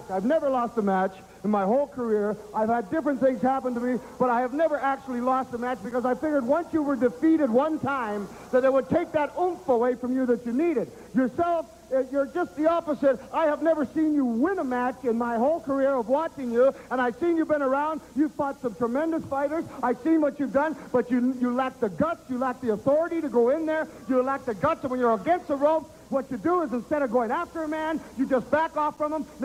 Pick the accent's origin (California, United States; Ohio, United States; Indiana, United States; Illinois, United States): Ohio, United States; Columbus; I'm from Columbus, Ohio.